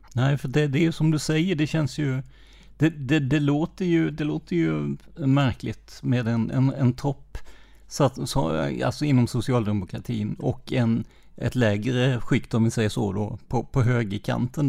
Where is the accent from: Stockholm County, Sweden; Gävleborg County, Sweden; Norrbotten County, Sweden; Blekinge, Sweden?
Blekinge, Sweden; Karlskrona; jag är ju från Karlskrona